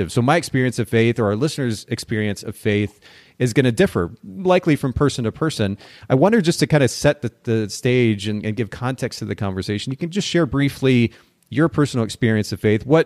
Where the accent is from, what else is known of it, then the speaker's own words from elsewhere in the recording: Japan; I grew up in Japan. I spent about 10 years of my life there.